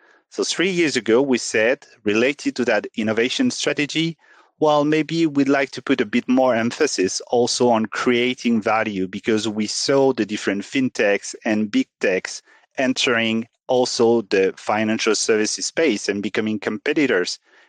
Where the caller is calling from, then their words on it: Paris, Île-de-France, France; Today, I'm joining from Paris, from the premises of Société Générale.